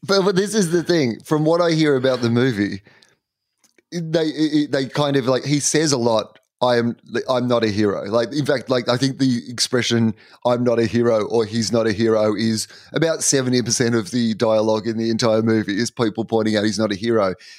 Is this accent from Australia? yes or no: yes; Australia; I am an Aussie